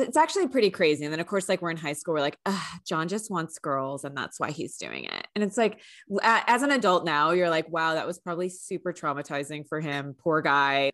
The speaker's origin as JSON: {"language": "English", "town": "San Francisco", "region": "California", "country": "United States", "tie": "born or raised there", "said": "I grew up in the Bay Area, and we always did field trips there for school"}